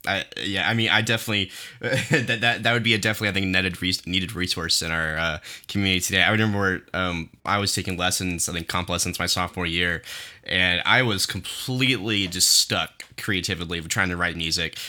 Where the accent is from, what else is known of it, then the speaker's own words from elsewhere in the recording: Owasso, Oklahoma, United States; growing up in Owasso